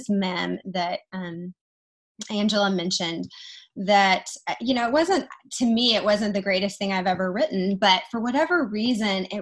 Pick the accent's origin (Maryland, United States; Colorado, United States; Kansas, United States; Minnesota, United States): Kansas, United States; Wichita; moved away; also born or lived in Dallas, Texas; I live in Wichita, Kansas right now. 2 years ago, I moved from Dallas, Texas, back to my hometown in Wichita